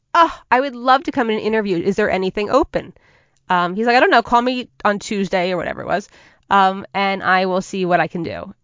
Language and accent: English; Northern New Jersey, United States; I'm a Jersey girl through and through. I grew up in Northern Jersey.